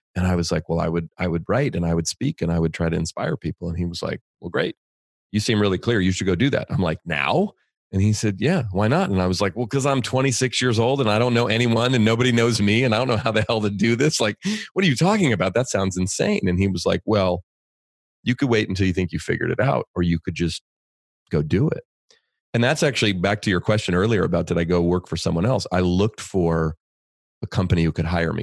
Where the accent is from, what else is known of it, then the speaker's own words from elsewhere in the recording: Bay Area, California, United States; I grew up in the Bay Area in California